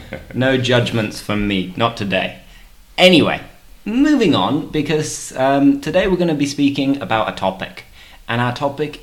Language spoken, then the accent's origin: English; the north of England, United Kingdom; You see, I'm from the north of England.